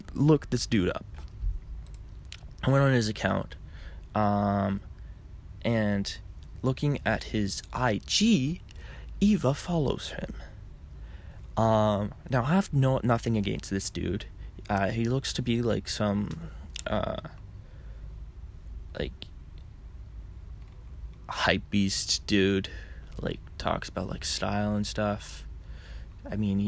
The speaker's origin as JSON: {"language": "English", "country": "Canada", "said": "I'm Canadian"}